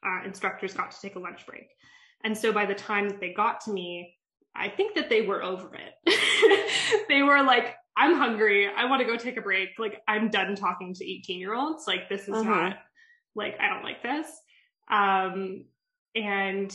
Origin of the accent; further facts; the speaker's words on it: Calgary, Alberta, Canada; moved away as an adult; also born or lived in Toronto; So I'm from Calgary. I'm not from Toronto.